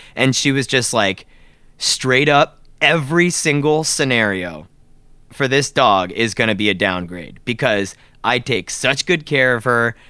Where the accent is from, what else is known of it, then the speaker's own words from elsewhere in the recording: South Florida, United States; moved away; we grew up in South Florida